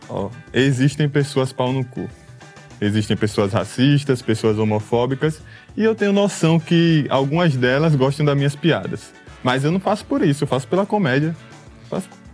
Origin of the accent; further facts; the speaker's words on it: Maceió, Alagoas, Brazil; eu sou de... a gente é de Maceió, sou de Maceió, ele é da Bahia, uhum. mas ah. a gente mora em Maceió